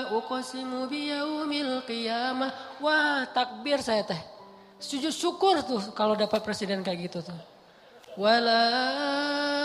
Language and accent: Indonesian; Aceh, Indonesia; now in Bandung, Indonesia; saya aja orang Aceh